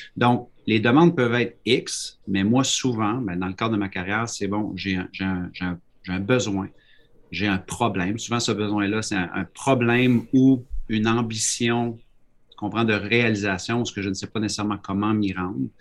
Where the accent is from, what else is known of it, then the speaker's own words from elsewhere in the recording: Quebec, Canada; now in New Brunswick, Canada; je suis un Québécois, mais je suis au Nouveau-Brunswick.